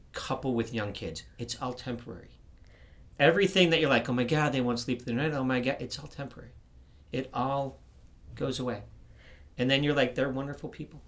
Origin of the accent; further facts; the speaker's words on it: outside of Chicago, Illinois, United States; moved away as an adult; also born or lived in Yuma, Arizona; I grew up in the Midwest. I grew up outside of Chicago